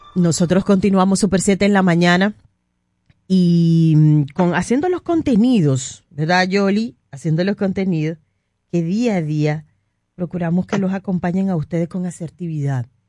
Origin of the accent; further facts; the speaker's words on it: Dominican Republic; muchos dominicanos vivimos